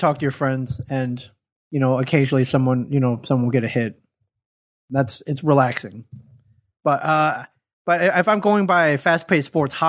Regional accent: Michigan, United States; I grew up in Michigan.

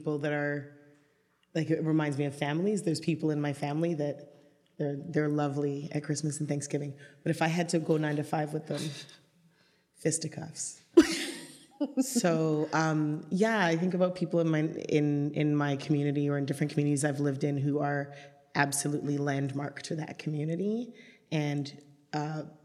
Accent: Grenada; now in Toronto, Canada; I'm from Grenada in the West Indies

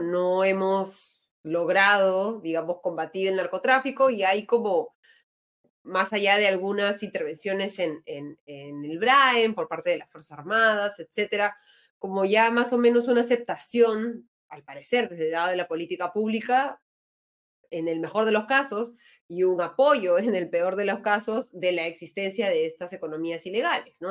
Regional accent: Peru; somos todos los peruanos

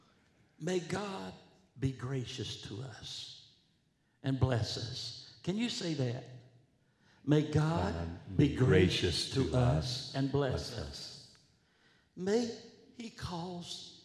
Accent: North Carolina, United States; moved away; also born or lived in Washington, D.C. / Princeton, New Jersey; I was raised in North Carolina, up a path, a mile down the path, on a tobacco farm

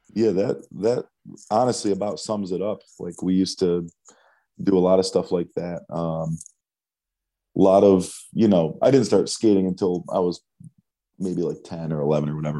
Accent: Auburn, New York, United States; I grew up in upstate New York, small city called Auburn

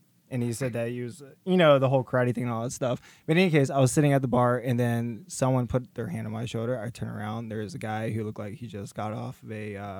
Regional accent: Raleigh, North Carolina, United States; I'm from Raleigh.

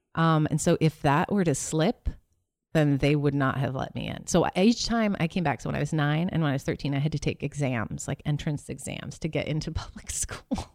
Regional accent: Middlebury, Vermont, United States; moved away as an adult; also born or lived in Williamstown, Massachusetts; I grew up in Vermont. I was there till college.

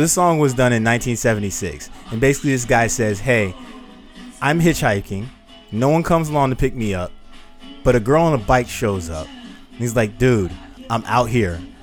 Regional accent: United States; as an American

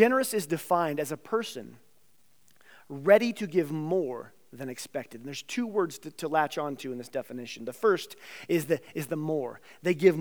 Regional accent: Carbondale, United States; two Carbondale kids

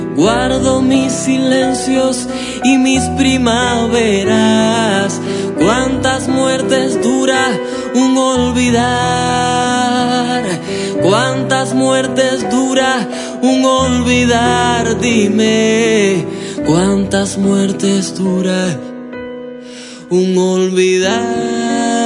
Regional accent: Cuba; soy cantautor cubano

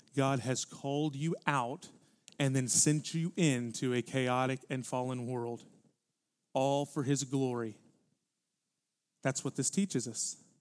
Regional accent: Houston, Texas, United States; because we're from Houston

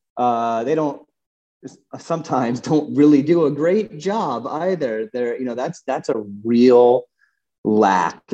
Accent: New York, United States; moved away as an adult; now in Colorado, United States; I grew up in New York and I worked on Wall Street for 5 years

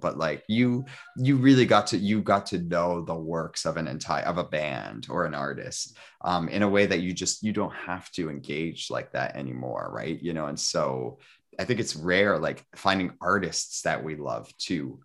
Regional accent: Toronto, Ontario, Canada; I'm from Toronto, but we used to live outside the city in the country.

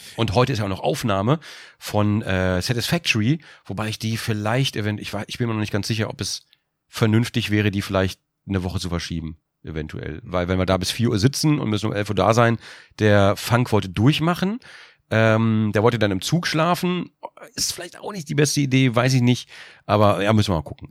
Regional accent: Germany; als Deutscher

